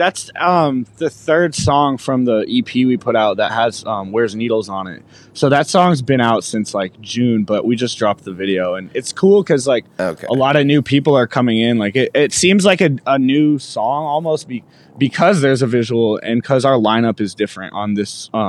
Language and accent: English; Medicine Hat, Alberta, Canada; also born or lived in Edmonton; I grew up in Alberta. I was born in Edmonton, and then like when I was two, we moved to a city called Medicine Hat, which is like 2 or 3 hours from Calgary, in Alberta.